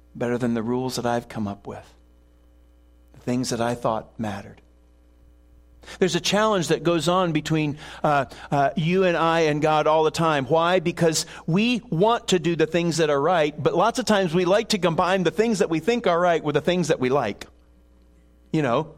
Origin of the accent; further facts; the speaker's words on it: Buffalo, New York, United States; moved away; I grew up in Buffalo and cheer for the Bills